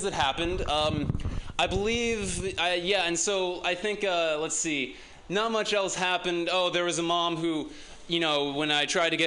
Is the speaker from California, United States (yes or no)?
yes; San Dimas, California, United States; I'm from San Dimas.